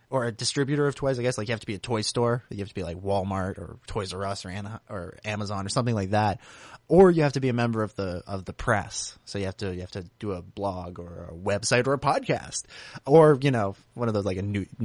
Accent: United Kingdom; I'm British and not American.

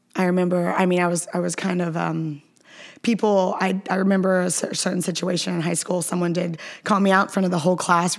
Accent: Atlanta, Georgia, United States; also born or lived in Austin, Texas; I'm from Atlanta, I'm from Gwinnett

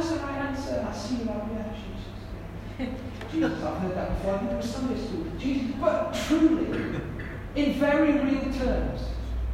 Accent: United Kingdom; I'm British

